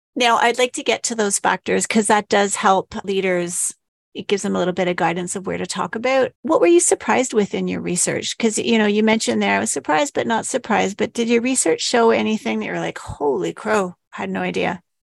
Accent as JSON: {"language": "English", "country": "Canada", "said": "we're Canadian"}